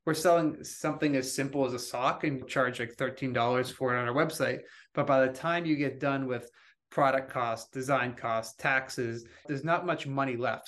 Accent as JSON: {"language": "English", "area": "outside of Boston", "region": "Massachusetts", "country": "United States", "tie": "born or raised there", "said": "I grew up outside of Boston"}